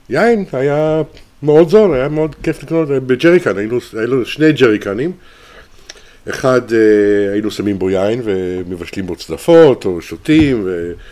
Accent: Herzliya, Tel Aviv District, Israel; also born or lived in Haifa / France / South America; יליד חיפה, גדלתי בגיל קטן, בגיל שנתיים בהרצליה

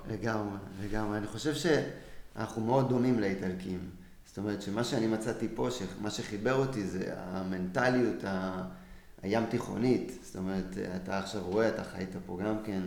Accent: Israel; moved away as an adult; now in Florence, Italy; אני ישראלי

